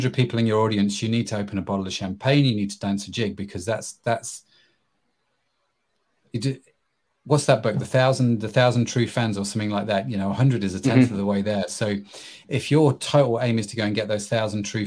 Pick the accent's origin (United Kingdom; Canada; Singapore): United Kingdom; England; I'm English